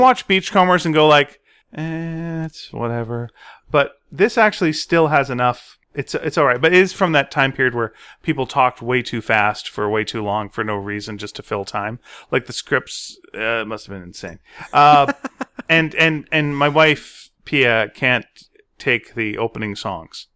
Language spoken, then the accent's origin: English; Montreal, Quebec, Canada; I'm from Montreal